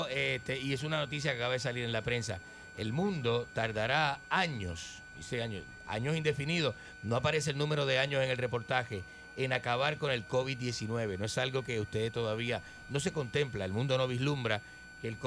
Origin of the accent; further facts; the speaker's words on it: Puerto Rico; born there; mi cuerpo nació en Puerto Rico